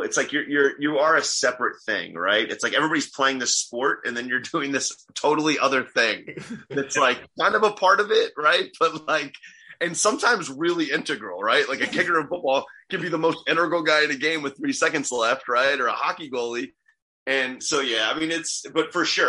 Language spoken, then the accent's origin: English; New Jersey, United States; moved away; also born or lived in Kentucky; As a kid growing up in Jersey with no exposure to European soccer